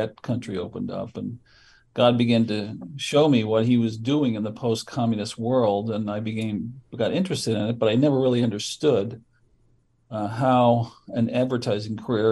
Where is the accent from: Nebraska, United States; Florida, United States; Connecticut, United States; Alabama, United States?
Connecticut, United States; South Windsor; I grew up just outside of Hartford, Connecticut, in a town called South Windsor.